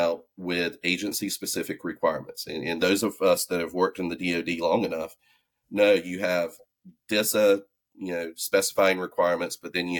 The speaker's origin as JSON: {"language": "English", "region": "the South", "country": "United States", "accent": "southern", "said": "you can hear my southern accent."}